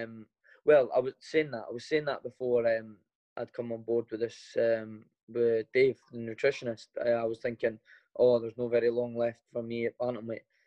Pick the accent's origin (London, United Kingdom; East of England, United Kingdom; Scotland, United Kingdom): Scotland, United Kingdom; Edinburgh; born or raised there